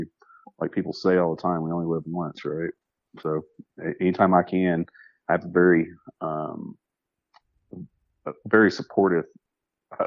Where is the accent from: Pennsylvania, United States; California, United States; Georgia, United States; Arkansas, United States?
Arkansas, United States; I was born in Arkansas, and I started hunting there